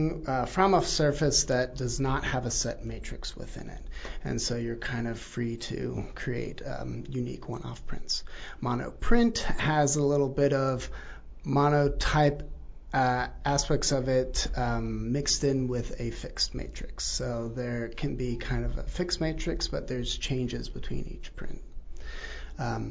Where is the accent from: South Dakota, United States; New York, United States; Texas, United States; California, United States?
Texas, United States; moved away as an adult; also born or lived in Christchurch, New Zealand; now in Taranaki, New Zealand; I was born in Christchurch, New Zealand, raised in Texas.